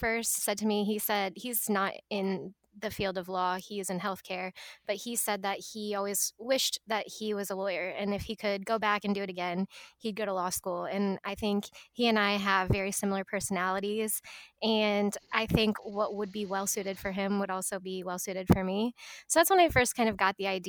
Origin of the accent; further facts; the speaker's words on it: Edwardsville, Illinois, United States; also born or lived in Alabama; I'm from the St. Louis area originally. I'm actually from Edwardsville, Illinois